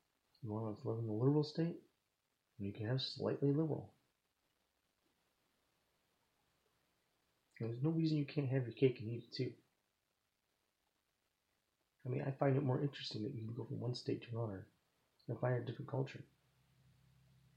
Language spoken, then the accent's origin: English; United States; I'm from America